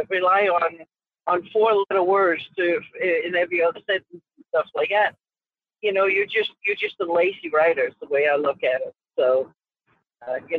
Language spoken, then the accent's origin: English; Denmark; first language Danish; English is a second language; now in North Pole, United States; my own native Danish language